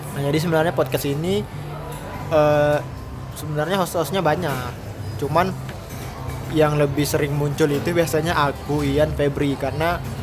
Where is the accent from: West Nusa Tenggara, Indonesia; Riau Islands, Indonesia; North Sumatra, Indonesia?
Riau Islands, Indonesia; Batam; moved away as an adult; aku dari Batam